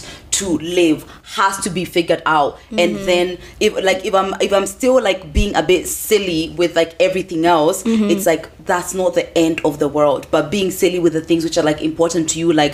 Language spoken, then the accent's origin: English; England, United Kingdom; I was raised in England.